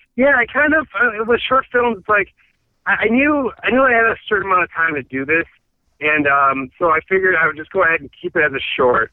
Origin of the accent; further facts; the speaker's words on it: Michigan, United States; moved away as an adult; also born or lived in Chicago; now in Los Angeles, United States; my family's all from Chicago. I grew up in Michigan